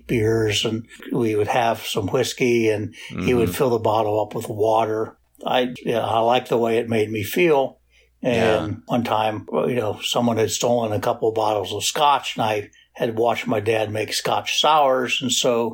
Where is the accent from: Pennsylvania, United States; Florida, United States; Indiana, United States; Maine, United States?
Pennsylvania, United States; Pittsburgh; also born or lived in Washington, D.C.; I grew up in Pittsburgh, although was born in D.C. and I lived in Pittsburgh.